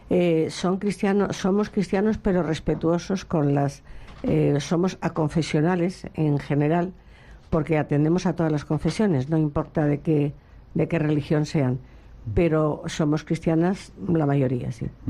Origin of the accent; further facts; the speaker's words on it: Madrid, Community of Madrid, Spain; moved away as an adult; now in Seville, Spain; soy de Madrid.